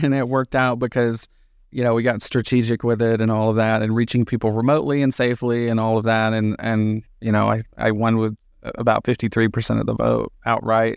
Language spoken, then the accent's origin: English; Hazlehurst, Georgia, United States; moved away as an adult; now in Reno, United States; I was born and raised in Southeast Georgia, middle of nowhere, town called Hazelhurst